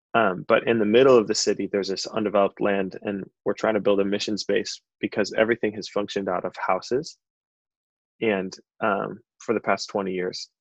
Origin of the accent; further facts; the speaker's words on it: Chicago, Illinois, United States; moved away as an adult; also born or lived in Santa Barbara, California; now in Isla Vista, United States; I'm originally from Chicago, but um, I moved out here five years ago for a job at a software company